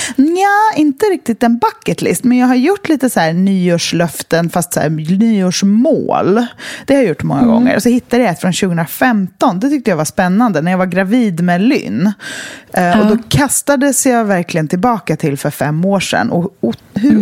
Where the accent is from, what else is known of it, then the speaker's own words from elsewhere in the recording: west coast of Sweden, Sweden; moved away; Och väst, tillbaka till där jag kommer ifrån